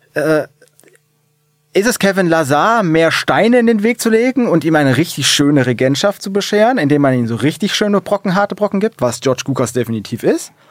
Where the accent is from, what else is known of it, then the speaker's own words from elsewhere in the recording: Hesse, Germany; Ich bin froh, Hesse zu sein